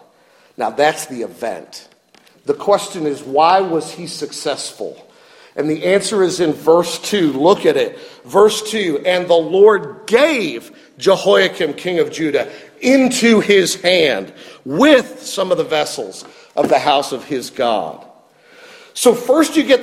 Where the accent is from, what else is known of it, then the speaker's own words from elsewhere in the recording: near Cleveland, Ohio, United States; moved away; I grew up near Cleveland